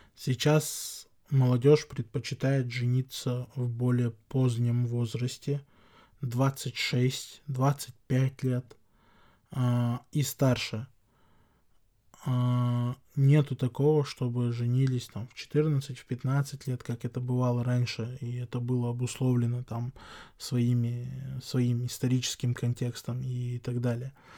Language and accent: Russian; Chechnya, Russia; как чеченец, как человек, который живет в чеченском обществе